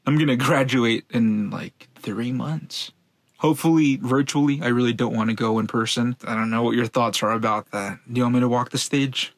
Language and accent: English; Los Angeles, California, United States; also born or lived in Venice, Los Angeles; I grew up in Van Nuys for 11 years